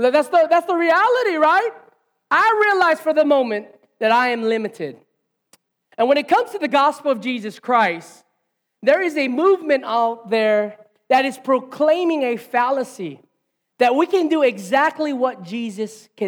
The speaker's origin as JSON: {"language": "English", "town": "Hilo", "region": "Hawaii", "country": "United States", "tie": "born or raised there", "said": "As a 5-year-old boy, growing up in Hilo Nei"}